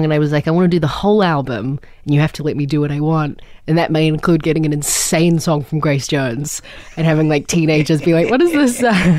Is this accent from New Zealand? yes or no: yes; New Zealand; I mean, I'm a troll from New Zealand.